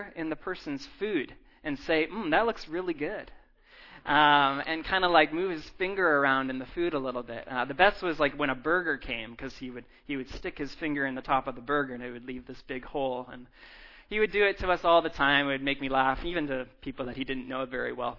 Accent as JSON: {"language": "English", "town": "Abbotsford", "region": "British Columbia", "country": "Canada", "lives_now": "Vancouver, Canada", "said": "I'm actually from Abbotsford. My parents live in Abbotsford"}